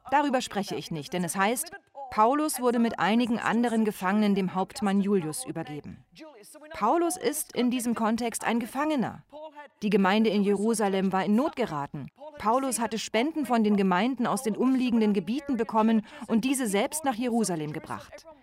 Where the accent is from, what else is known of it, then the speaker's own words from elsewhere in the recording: Greece; Ich bin Griechin, aber ich denke gerne an Italien.